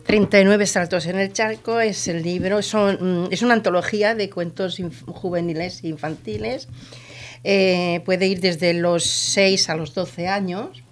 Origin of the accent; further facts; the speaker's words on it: Andalusia, Spain; soy de un pueblo del sur, de, de la provincia de Almería, de marineros